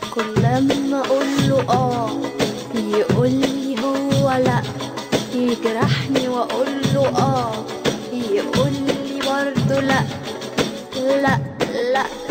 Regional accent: Yemen

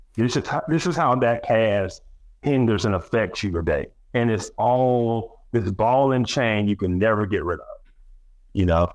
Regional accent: Alabama, United States; I'm from Alabama, we had Alabama state history.

